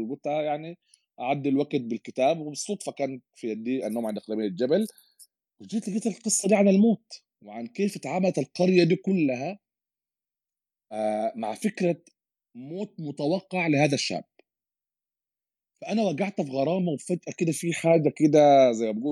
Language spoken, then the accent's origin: Arabic; United Arab Emirates; وبستمتع به من انا صغير يمكن اكيد لي علاقه بيت تربيت وين في الامارات وكده